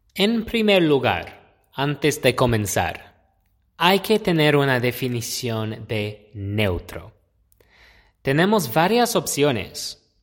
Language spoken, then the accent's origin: Spanish; United States; accent: American; Spanish is a second language; mi acento tal vez me marca inmediatamente como estadounidense, como pienso que es muy obvio que soy estadounidense